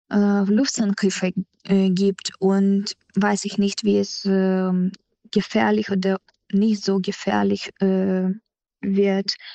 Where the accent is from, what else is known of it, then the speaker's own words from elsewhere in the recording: Ukraine; also born or lived in Odesa; Jetzt ist es gegen sieben äh, bei uns in der Ukraine und ich sitze im Auto und wir fahren jetzt mit meiner Familie zu meinen Großeltern. Sie wohnen außerhalb von Jesse, 40 Kilometer entfernt.